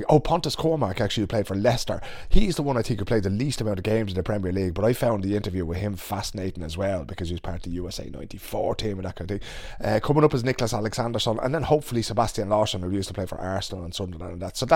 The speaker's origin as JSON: {"language": "English", "country": "Ireland", "said": "not least those of us as Irish people because of what happened to our own language under 800 years of colonialism"}